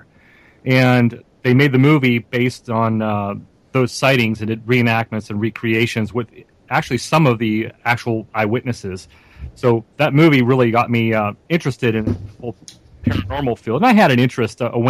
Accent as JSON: {"language": "English", "town": "Greensburg", "region": "Pennsylvania", "country": "United States", "tie": "born or raised there", "said": "my hometown of Greensburg, Pennsylvania."}